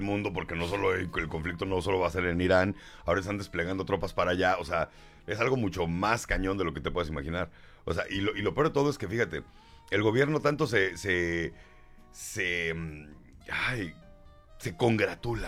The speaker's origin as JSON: {"language": "Spanish", "country": "Mexico", "said": "somos mexicanos"}